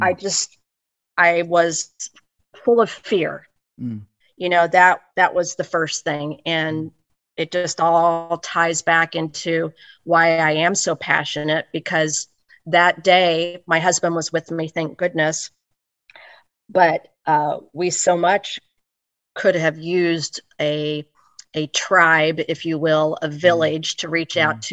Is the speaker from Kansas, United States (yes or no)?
yes; Olathe, Kansas, United States; while I was born on the Missouri side, on the Missouri side, I have always pretty much resided on the Kansas side mm-hmm. um, from about age two. So I'm in a, a, a pretty good sized suburb of Kansas City, Kansas called Olathe